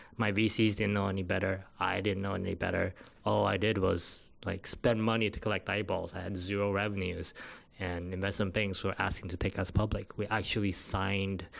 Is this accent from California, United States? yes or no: yes; Saratoga, California, United States; also born or lived in Taiwan / Stanford, United States; now in Los Angeles, United States; grew up in Saratoga, went to Saratoga High School